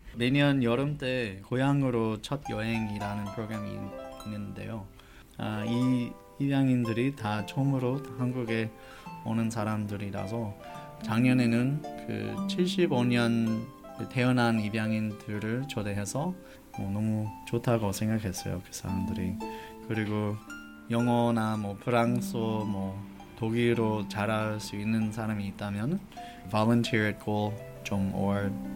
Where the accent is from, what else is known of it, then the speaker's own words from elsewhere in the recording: Los Angeles, California, United States; first language English; Korean is a second language; moved away as an adult; also born or lived in Denmark; now in South Korea; 미국에서 자라는 동안 미국 사람이 아닌 그 느낌이 있었어